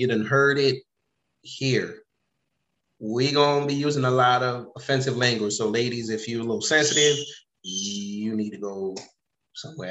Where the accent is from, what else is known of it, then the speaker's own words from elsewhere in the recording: New York, United States; moved away; I'm from New York